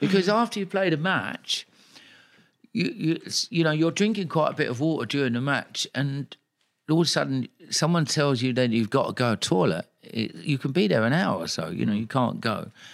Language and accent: English; London, United Kingdom; I'm a kid from Tooting